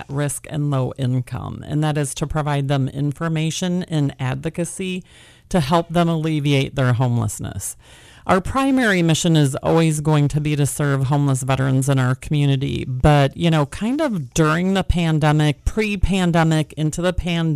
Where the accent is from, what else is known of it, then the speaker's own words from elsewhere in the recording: rural Wisconsin, United States; moved away as an adult; now in California, United States; I am not a native Californian. I actually grew up in rural Wisconsin